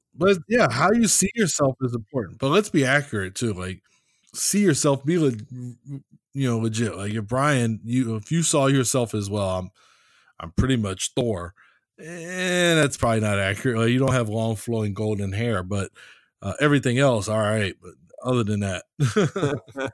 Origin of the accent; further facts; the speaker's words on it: United States; accent: American; my American accent